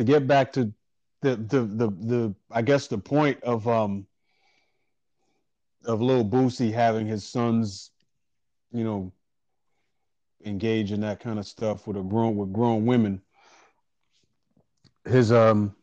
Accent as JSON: {"language": "English", "town": "New York City", "region": "New York", "country": "United States", "tie": "born or raised there", "said": "I grew up in Harlem"}